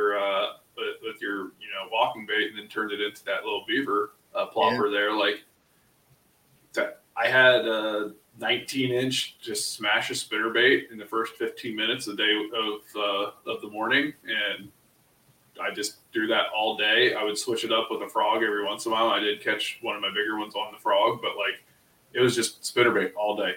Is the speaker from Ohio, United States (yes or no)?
yes; Ohio, United States; we're both from Ohio.